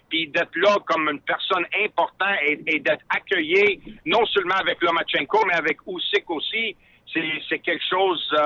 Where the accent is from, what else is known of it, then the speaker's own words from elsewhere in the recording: Quebec, Canada; moi, un petit gars de Québec là, qui, est passionné par la boxe